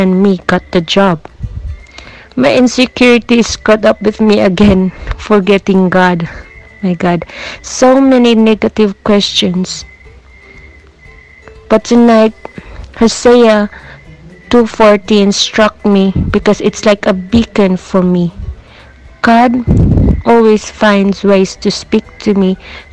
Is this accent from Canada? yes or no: no; Philippines; from Philippines